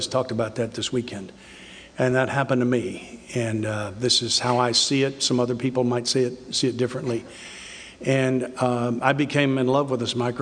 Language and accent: English; the South, United States; I'm from the South